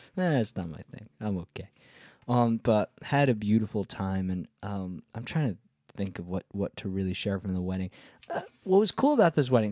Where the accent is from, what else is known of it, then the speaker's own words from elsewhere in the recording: Rockland County, New York, United States; We're here from this little tiny county in the suburbs of New York State